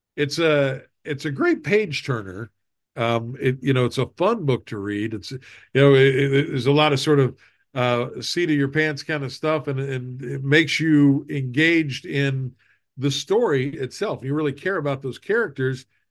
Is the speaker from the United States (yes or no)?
yes; Southern West Virginia, United States; you and I grew up in Southern West Virginia